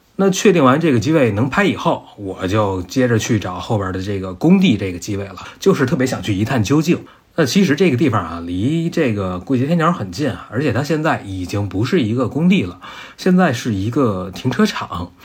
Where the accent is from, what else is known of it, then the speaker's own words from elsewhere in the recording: Beijing, China; 一个从小在北京、在平原长大的人